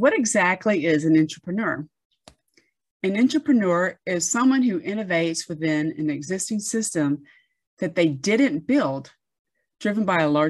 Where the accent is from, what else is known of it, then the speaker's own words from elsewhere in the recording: near Fort Benning, Georgia, United States; I grew up near Fort Benning